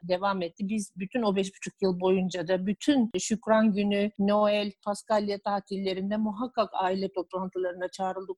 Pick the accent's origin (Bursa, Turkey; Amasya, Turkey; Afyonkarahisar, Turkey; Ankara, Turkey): Ankara, Turkey; also born or lived in Darien, Connecticut, United States; bütün eğitim hayatımın orta öğrenim e, kısmı TED Ankara Koleji'nde geçti.